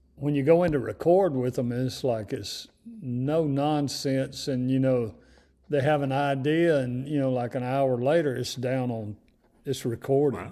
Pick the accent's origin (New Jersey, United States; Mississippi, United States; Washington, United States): Mississippi, United States; North; growing up in North Mississippi, uh, in the fifties and the sixties